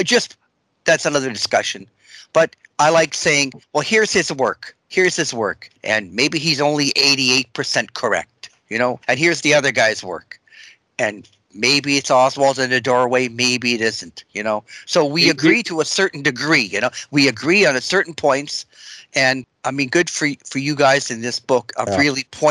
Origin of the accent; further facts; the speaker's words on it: Canada; we're Canadian